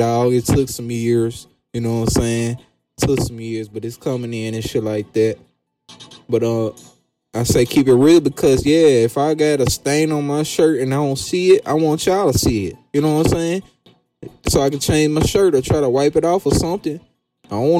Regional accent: the South, United States; I'm from the South

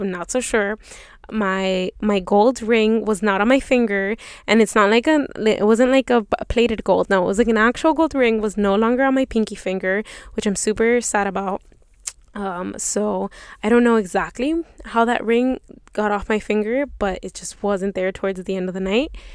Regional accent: Miami, Florida, United States; I come from Miami

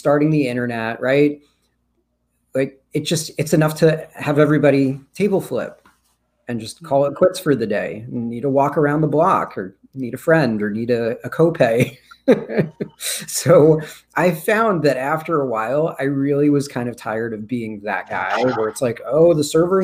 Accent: Rockland County, New York, United States; also born or lived in Brooklyn, New York; I actually grew up in Rockland County

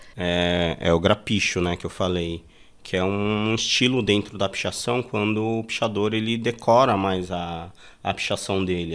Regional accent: São Paulo, Brazil; also born or lived in Bahia; eu nasci em Itabu, na Bahia. Vim para São Paulo com 5, 6 anos de idade

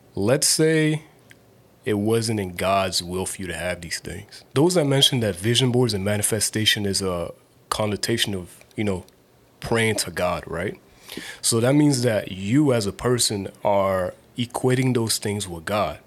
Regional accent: Nigeria; As a Nigerian person

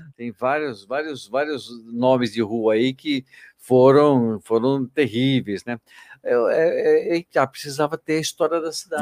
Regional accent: São Paulo, Brazil; now in Itatiba, Brazil; eu sou natural de São Paulo

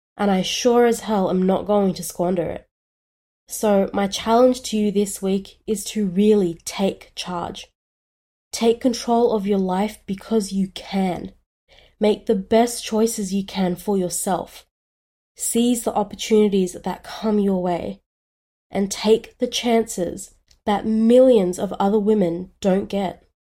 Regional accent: Australia; I was born in Australia

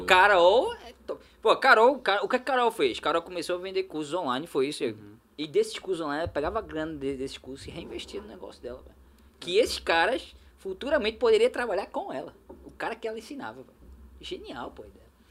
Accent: Olinda, Pernambuco, Brazil; also born or lived in Recife (North Zone); Olinda é onde eu nasci

